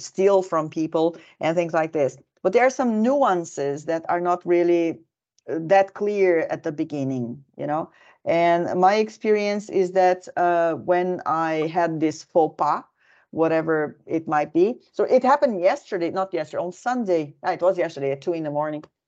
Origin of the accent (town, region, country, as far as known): Brazil; now in Finland